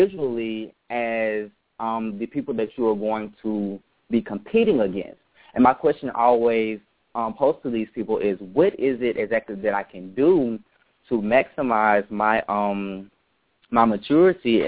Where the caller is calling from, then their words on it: Atlanta, Georgia, United States; I am currently calling from Atlanta, Georgia.